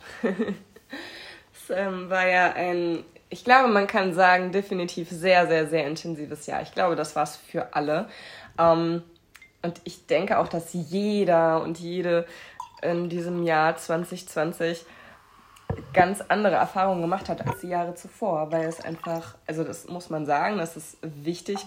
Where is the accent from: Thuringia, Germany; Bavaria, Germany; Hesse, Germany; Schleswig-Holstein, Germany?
Thuringia, Germany; Erfurt; now in Hamburg, Germany; von Erfurt ist, wo meine Familie wohnt, wo ich herkomme ursprünglich